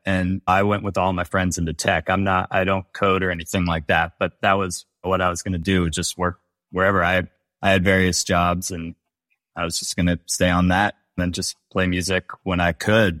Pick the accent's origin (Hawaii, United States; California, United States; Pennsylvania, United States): California, United States; Bay Area; I'm from the Bay Area